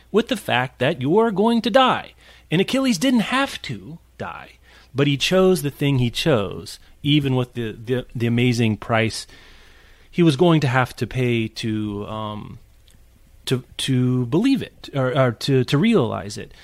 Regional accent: Midwest, United States; as a Midwesterner

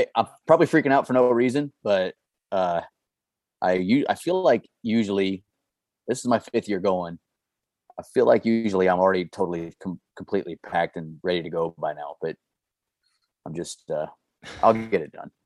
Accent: Missouri, United States; born and raised in Missouri, started hunting here

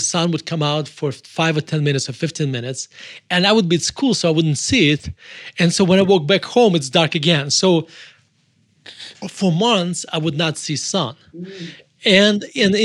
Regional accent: Murmansk, Murmansk Oblast, Russia; moved away as an adult; also born or lived in United States; now in Denver, United States; we left Russia when I was 18 years old in 1991. And we moved to the United States

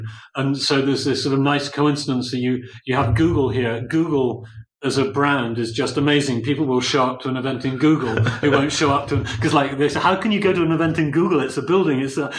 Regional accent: United Kingdom; moved away as an adult; now in Poland; as a British person, I've been in Poland here in February 2014 for more than 24 years.

